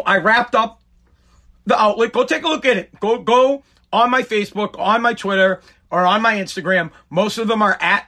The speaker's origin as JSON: {"language": "English", "area": "right outside of Boston", "region": "Massachusetts", "country": "United States", "said": "I'm from Boston, Massachusetts, wherever, right outside of Boston"}